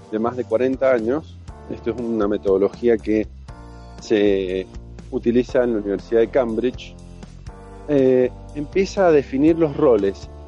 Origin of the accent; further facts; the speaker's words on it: Argentina; lo digo como argentino, eh, uno elegiría a Messi para cualquier equipo del mundo, sin duda.